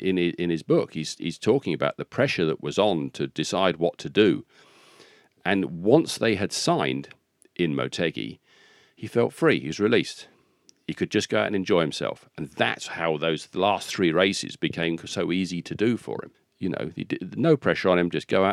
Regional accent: Rugby, West Midlands, United Kingdom; born there; I can say that because I was born in Rugby.

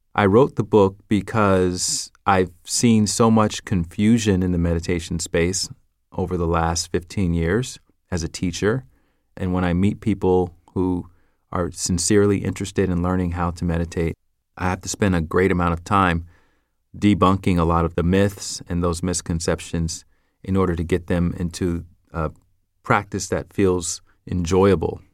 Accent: the South, United States; accent: Southern; I'm from the South, so I would pronounce things with a Southern accent

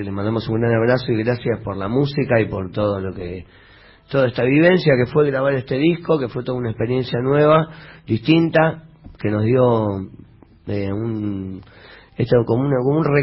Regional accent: Chaco, Argentina; yo soy chaqueño

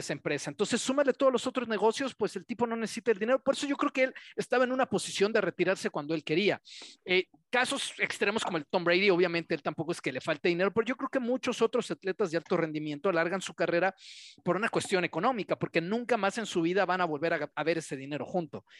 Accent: Mexico; Como mexicanos

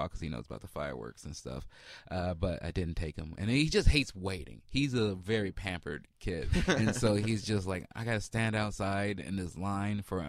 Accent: Chicago, Illinois, United States; I was raised in Chicago

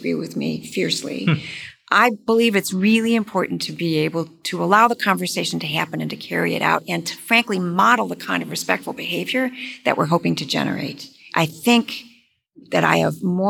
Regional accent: Michigan, United States; moved away; I'm from Michigan, I'm from the Midwest

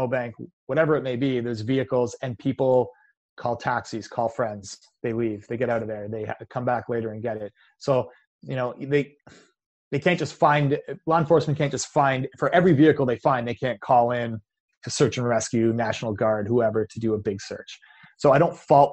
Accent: Canada; I'm Canadian

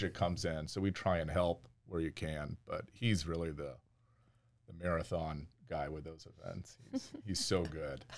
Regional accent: outside Portland, Oregon, United States; moved away as an adult; also born or lived in Denver, Colorado; I actually grew up about 20 minutes outside of Portland, Oregon

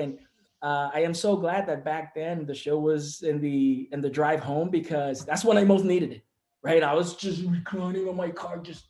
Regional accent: Puerto Rico; moved away; I'm from Puerto Rico. We don't have sports radio in Puerto Rico

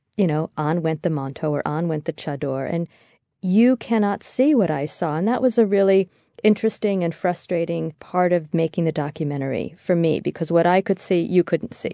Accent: United States; I'm American

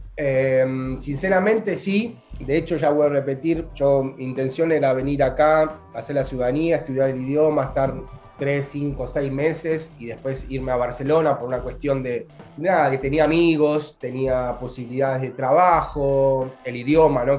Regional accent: Argentina; moved away as an adult; also born or lived in Buenos Aires; now in Naples, Italy; Acá, como todo el argentino o parte del italiano del sur, hablamos con las manos

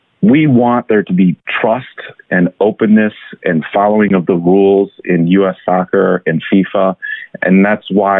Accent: Illinois, United States; I'm from Illinois

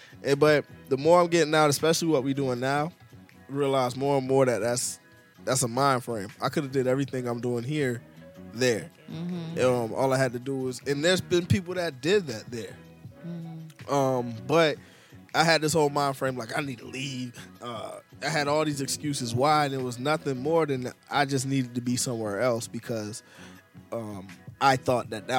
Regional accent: Palm Beach, Florida, United States; moved away; also born or lived in Brooklyn / Manhattan; my hometown, Palm Beach.

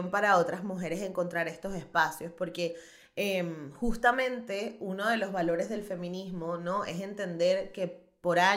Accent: Chirimena, Miranda, Venezuela; bueno, mami, soy de Chirimena

